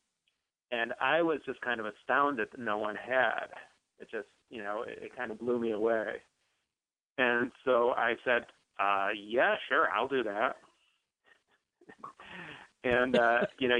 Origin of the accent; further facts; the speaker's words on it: Chicago, Illinois, United States; I grew up in Chicago on the southeast side of Chicago